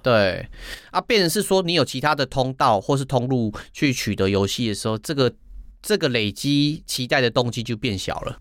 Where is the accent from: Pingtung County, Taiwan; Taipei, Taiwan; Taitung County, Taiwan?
Taitung County, Taiwan; Taitung; moved away; 过年我是回，我， 我， 我老家啦，就是回台东嘛